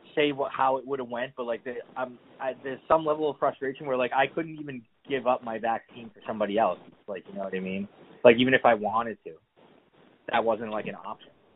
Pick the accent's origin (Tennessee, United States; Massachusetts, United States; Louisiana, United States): Massachusetts, United States; moved away; I'm from Massachusetts